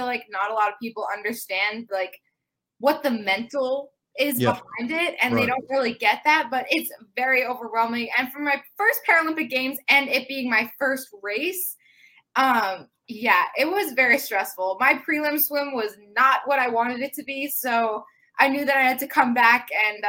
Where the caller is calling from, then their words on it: Long Island, New York, United States; Long Island, New York.